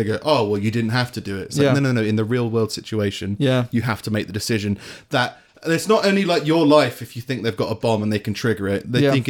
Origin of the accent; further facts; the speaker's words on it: London, United Kingdom; I'm from London